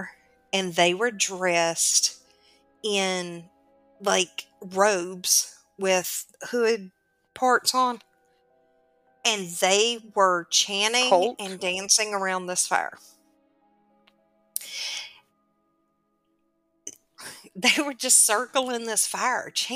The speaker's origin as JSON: {"language": "English", "region": "the South", "country": "United States", "said": "I'm from the South."}